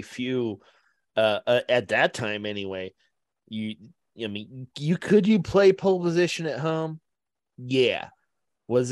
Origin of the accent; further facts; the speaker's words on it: Westlake, Ohio, United States; moved away; when I lived in the Cleveland area, I lived in Westlake, Ohio